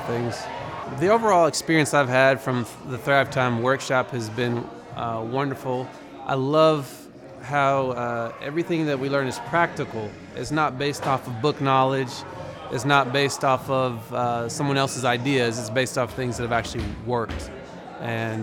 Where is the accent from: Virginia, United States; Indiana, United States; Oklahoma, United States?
Oklahoma, United States; Broken Arrow; I'm from Broken Arrow, Oklahoma